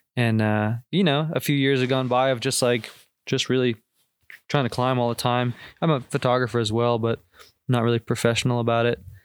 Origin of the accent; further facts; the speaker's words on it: Boston, Massachusetts, United States; moved away as an adult; from the Boston area originally